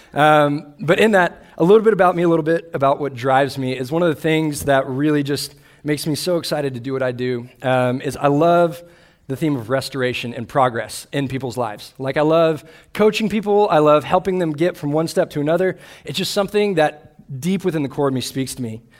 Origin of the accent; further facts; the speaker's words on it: Austin, Texas, United States; I grew up in Austin, Texas, where I grew up a Longhorn fan